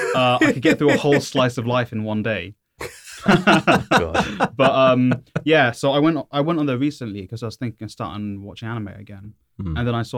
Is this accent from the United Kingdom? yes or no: yes; United Kingdom; Because we're British.